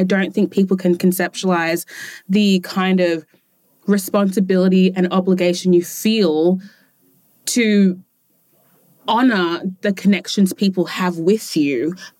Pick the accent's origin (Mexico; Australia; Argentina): Australia; born there; And it's fascinating because ethnically I'm Ghanaian, but I was born in Australia.